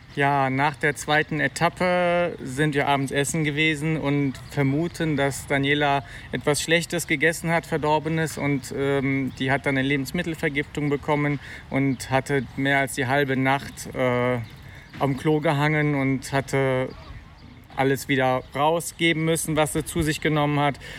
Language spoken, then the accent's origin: German; Bonn, North Rhine-Westphalia, Germany; also born or lived in Eifel; wir kommen aus Bonn